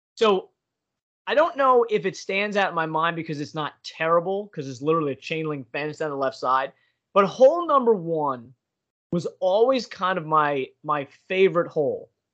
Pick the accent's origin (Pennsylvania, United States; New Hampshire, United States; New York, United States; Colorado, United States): Pennsylvania, United States; I'm from Pennsylvania